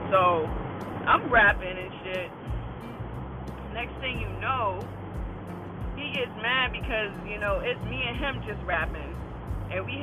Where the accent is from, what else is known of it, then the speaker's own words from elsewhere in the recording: Boston, Massachusetts, United States; I'm from Boston, you know. I'm from the B town.